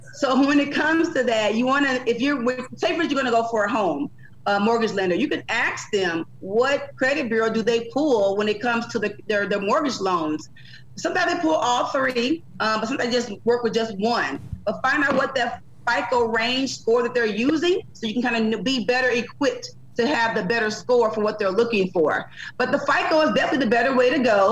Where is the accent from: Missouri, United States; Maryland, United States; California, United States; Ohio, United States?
Missouri, United States; St. Louis; moved away as an adult; I'm from St. Louis originally, originally from St. Louis